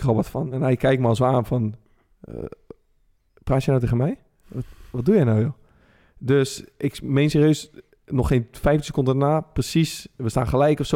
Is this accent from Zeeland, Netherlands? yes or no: no; Rotterdam, South Holland, Netherlands; als Rotterdamse gozer